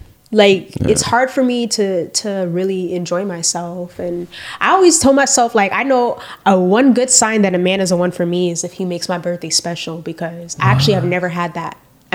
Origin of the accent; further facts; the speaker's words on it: Broward, Florida, United States; I'm from Broward